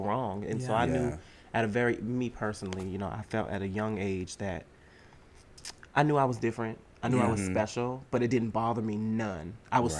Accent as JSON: {"language": "English", "town": "Boston", "region": "Massachusetts", "country": "United States", "tie": "born or raised there", "moved": "yes", "said": "I am originally from Boston, Massachusetts. Mm-hmm. And while growing up in Massachusetts for the beginning portion of my life"}